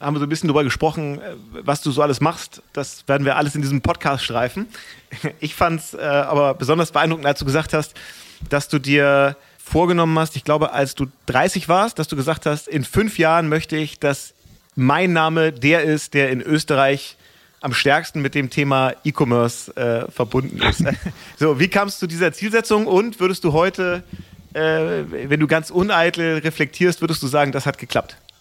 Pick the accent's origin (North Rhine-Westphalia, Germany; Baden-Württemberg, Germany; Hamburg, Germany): Hamburg, Germany; als Hamburger